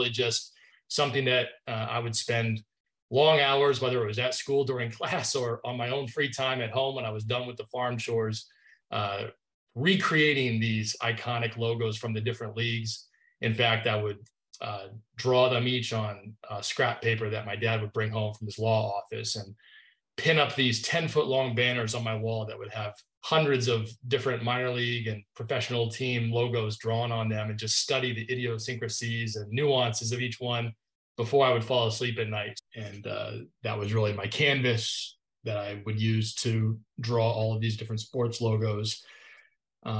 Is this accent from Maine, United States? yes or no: yes; Northern Maine, United States; I grew up in Northern Maine, really the edge of civilization, if you will, above Bangor is probably the closest major city that folks would recognize.